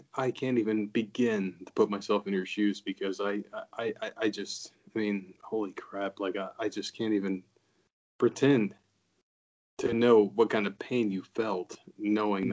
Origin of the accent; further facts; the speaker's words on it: New Jersey, United States; moved away; we're both from New Jersey.